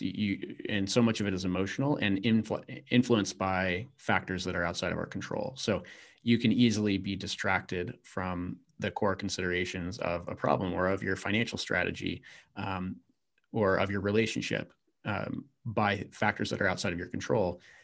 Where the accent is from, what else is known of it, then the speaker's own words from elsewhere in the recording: Virginia, United States; I grew up in Virginia